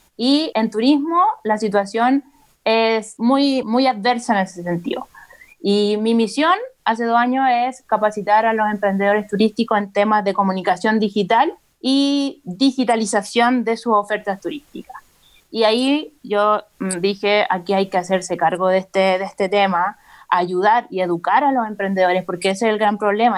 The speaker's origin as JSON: {"language": "Spanish", "town": "Rancagua", "region": "O'Higgins", "country": "Chile", "moved": "as an adult", "lives_now": "Santiago, Chile", "said": "yo soy de Rancagua originalmente y me trasladé a Santiago por la universidad y me quedé radicada en Santiago"}